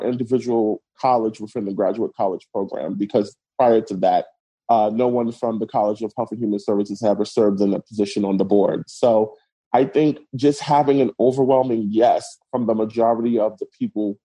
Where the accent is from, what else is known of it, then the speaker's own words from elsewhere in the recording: New York City, New York, United States; moved away as an adult; also born or lived in Haiti / Richmond, Virginia; I was born in the Caribbean country of Haiti. And at the age of 2 years old, I was brought to the United States by my grandparents and raised in Brooklyn, New York